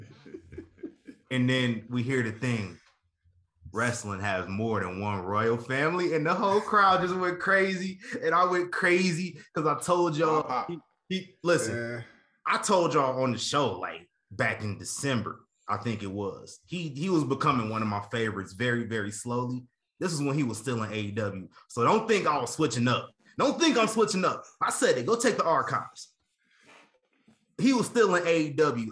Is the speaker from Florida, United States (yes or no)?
no; Nebraska, United States; I'm from Nebraska